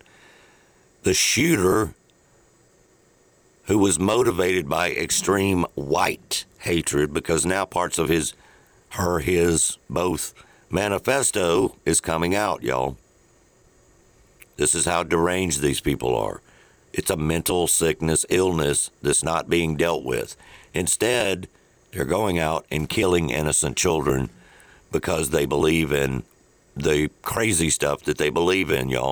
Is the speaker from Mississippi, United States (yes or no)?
yes; the South, Mississippi, United States; we're from the South